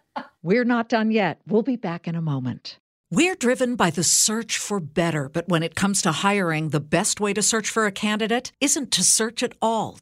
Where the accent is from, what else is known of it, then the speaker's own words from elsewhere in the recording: Los Angeles, California, United States; moved away as an adult; also born or lived in Columbus, Ohio; I grew up in Los Angeles